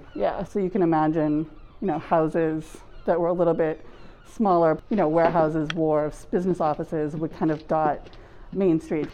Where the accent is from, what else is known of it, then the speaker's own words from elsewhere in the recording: South Shore, Massachusetts, United States; I'm from the South Shore